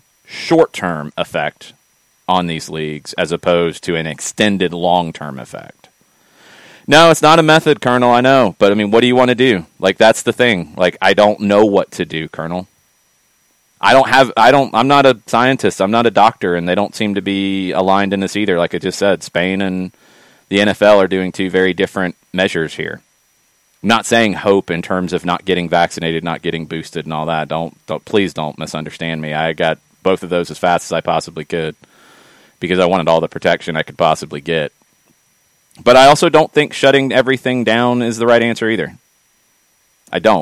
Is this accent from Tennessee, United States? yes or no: no; Atlanta, Georgia, United States; growing up in Atlanta